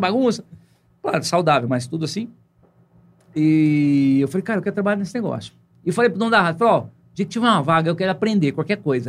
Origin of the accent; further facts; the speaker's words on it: Santa Fé do Sul, São Paulo, Brazil; now in Ribeirão Preto, Brazil; Eu, pô, vim de Santa Fé do Sul